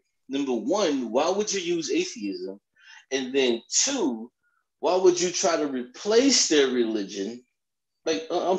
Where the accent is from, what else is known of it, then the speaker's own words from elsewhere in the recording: Miami, Florida, United States; now in North Carolina, United States; I'm originally from Miami, Florida, where they open 24 hours a day.